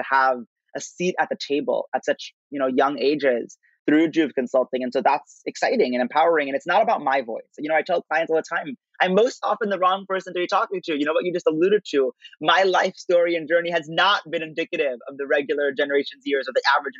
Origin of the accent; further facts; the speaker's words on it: Princeton, New Jersey, United States; growing up in Princeton, New Jersey